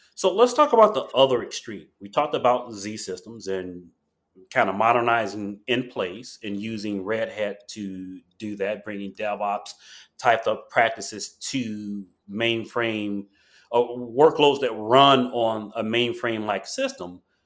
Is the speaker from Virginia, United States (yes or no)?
no; Chicago, Illinois, United States; I'm from Chicago